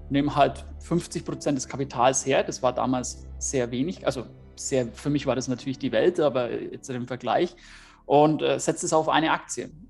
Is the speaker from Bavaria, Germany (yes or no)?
yes; Bavaria, Germany; ich komme aus der Nähe von Nürnberg